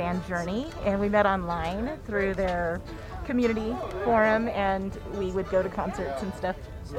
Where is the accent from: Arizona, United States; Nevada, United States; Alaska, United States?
Arizona, United States; Yuma; I'm an Arizona native